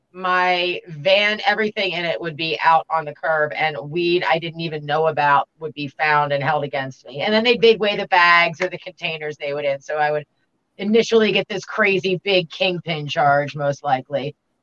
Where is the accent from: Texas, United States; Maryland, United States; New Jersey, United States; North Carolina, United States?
Maryland, United States; Baltimore; I can do that really good, but I grew up in Baltimore, so you know, coming up in Babylon, I'll do that to you.